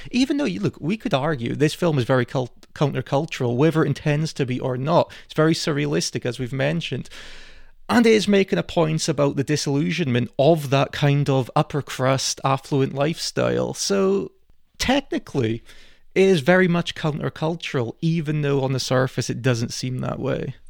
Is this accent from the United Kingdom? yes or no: yes; Scotland, United Kingdom; we're Scottish